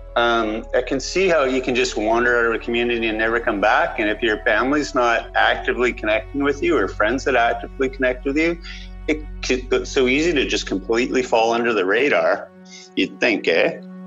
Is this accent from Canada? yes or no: yes; Vancouver Island, British Columbia, Canada; I grew up on Vancouver Island.